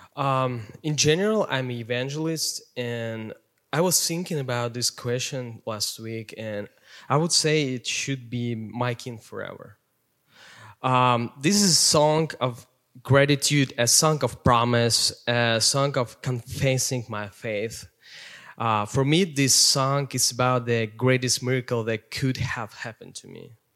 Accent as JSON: {"language": "English", "region": "Siberia", "country": "Russia", "tie": "born or raised there", "second_language": "English", "moved": "yes", "lives_now": "Minnesota, United States", "said": "I grew up in Russia, Siberia, coldest place in the world."}